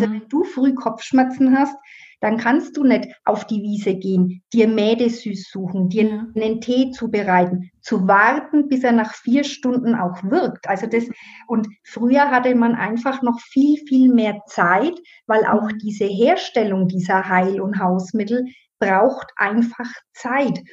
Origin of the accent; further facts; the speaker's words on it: Burgbernheim, Bavaria, Germany; accent: Middle Franconian; bin gebürtige Burg Bannheimerin und so wie man das am Dialekt wahrscheinlich hören kann, das ist in Mittelfranken